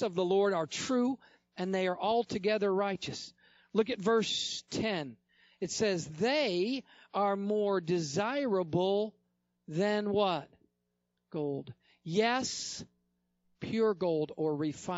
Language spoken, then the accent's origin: English; upstate New York, United States; I lived in upstate New York. I was born in New York